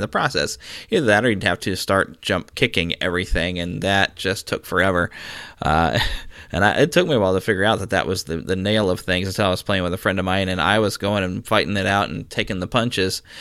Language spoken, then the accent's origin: English; Missouri, United States; my home state of Missouri